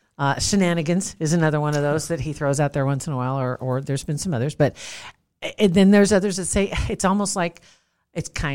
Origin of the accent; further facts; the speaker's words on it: South Saunders County, Nebraska, United States; moved away as an adult; also born or lived in Arizona; I'm from South Saunders County